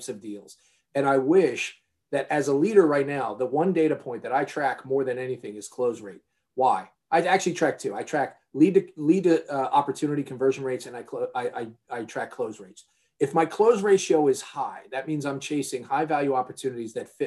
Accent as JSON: {"language": "English", "region": "New York area", "country": "United States", "tie": "born or raised there", "said": "I grew up in the New York area"}